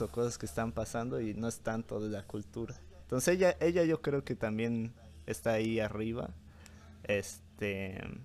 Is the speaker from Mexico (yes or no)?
yes; Chiapas, Mexico; moved away as an adult; mi paisano chiapaneco